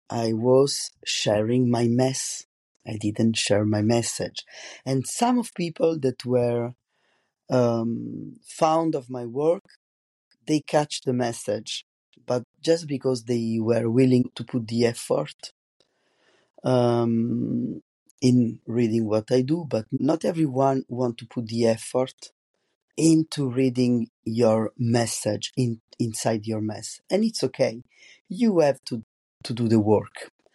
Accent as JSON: {"language": "English", "country": "Italy", "accent": "strong Italian", "second_language": "English", "moved": "as an adult", "lives_now": "France", "said": "I have a very strong Italian accent also in French"}